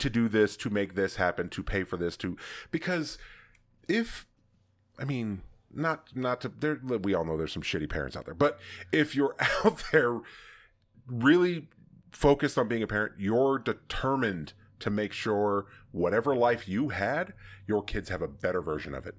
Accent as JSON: {"language": "English", "region": "Southern California", "country": "United States", "tie": "born or raised there", "also_born_or_lived": "Texas / Colorado", "said": "I was here at eighteen months"}